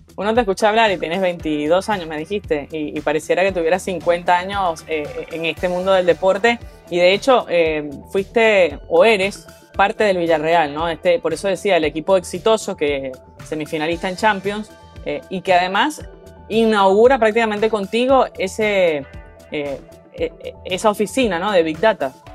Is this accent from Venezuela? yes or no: yes; Venezuela; yo que soy venezolana